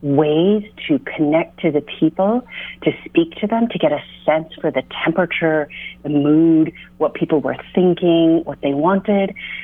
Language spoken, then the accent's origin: English; United States; as an American